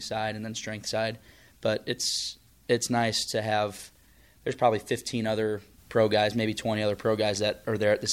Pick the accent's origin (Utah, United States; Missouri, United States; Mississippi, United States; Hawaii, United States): Missouri, United States; St. Louis; we're both from the St. Louis area